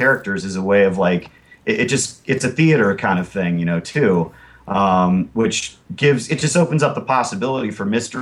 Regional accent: Parkersburg, West Virginia, United States; moved away as an adult; also born or lived in South Carolina / Georgia; now in Asheville, United States; I grew up in Parkersburg, West Virginia, which is on the Ohio River. Half the year I'd be there, and then the other half of the year I'd be in the South

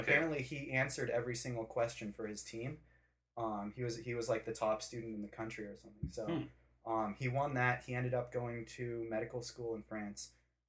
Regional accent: Lorain, Ohio, United States; born there; And so so I was born in Lorain, Ohio, which is right outside

